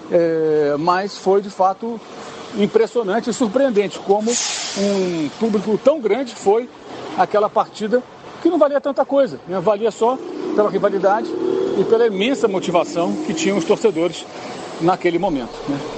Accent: Niterói, Rio de Janeiro, Brazil; eu saí de Niterói, onde eu morava

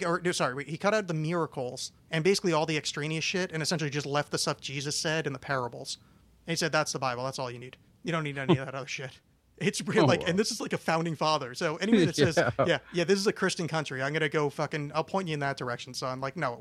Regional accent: East Coast, United States; I grew up on the East Coast

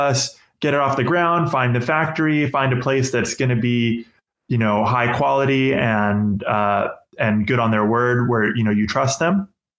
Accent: Los Angeles, California, United States; I happen to have a friend, a really good friend who I grew up with in Los Angeles

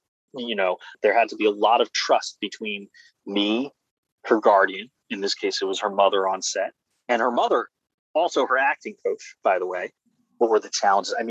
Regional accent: Silver Spring, Maryland, United States; now in Brooklyn, United States; I'm from Silver Spring, Maryland

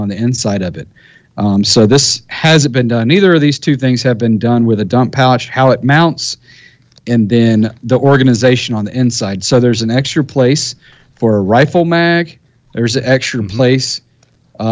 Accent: United States; I'm an American

